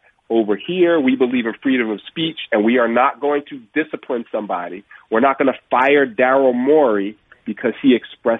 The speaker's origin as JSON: {"language": "English", "town": "New York City", "region": "New York", "country": "United States", "tie": "born or raised there", "said": "Brooklyn, my hometown"}